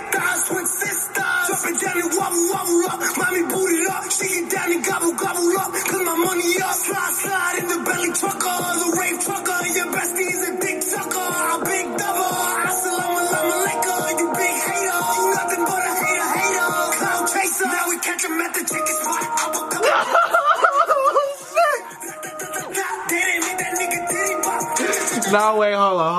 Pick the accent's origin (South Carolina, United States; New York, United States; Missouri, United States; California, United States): New York, United States; I'm from New York